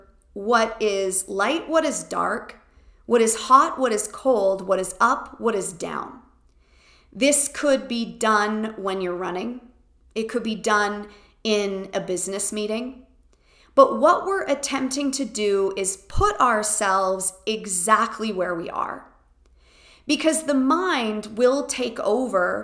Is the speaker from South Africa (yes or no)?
no; Canada; I am quintessentially Canadian